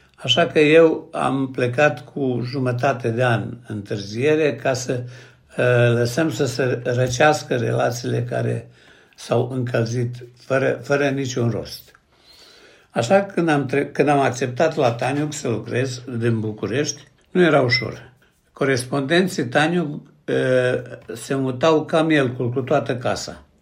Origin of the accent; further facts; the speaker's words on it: Seleuš, Vojvodina, Serbia; moved away as an adult; also born or lived in Vršac / Belgrade / Bucharest; M-am născut la Sâmeai, într-un sat care la vremea aceea era sat de oameni harnici